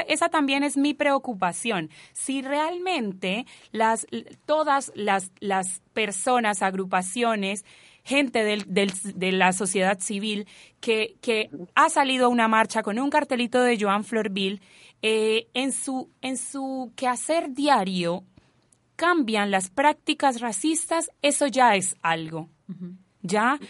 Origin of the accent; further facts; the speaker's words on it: Colombia; now in Chile; yo no ando con un tatuaje de Colombia en la frente